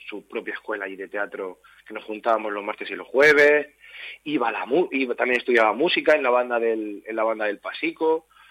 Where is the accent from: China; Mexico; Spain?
Spain; Torre Pacheco, Region of Murcia; now in Madrid, Spain; Yo he nacido allí, soy hijo de Ramón y Mari, mis padres, eh, bueno, tenían una tienda que se llamaba Moda Raima en la avenida de la estación. Y, bueno, yo me crié también un poquito allí